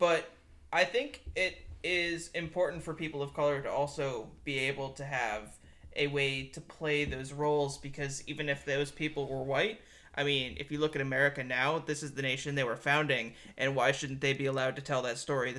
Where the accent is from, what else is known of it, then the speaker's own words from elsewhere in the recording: Wisconsin, United States; moved away as an adult; I'm from Wisconsin, and I didn't move to the South until I was, you know